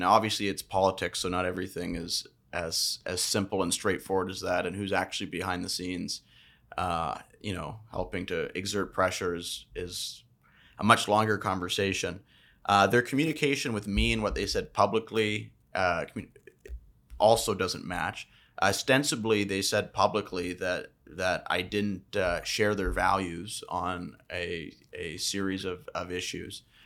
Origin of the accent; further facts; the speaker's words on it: British Columbia, Canada; as a British Columbian resident and taxpayer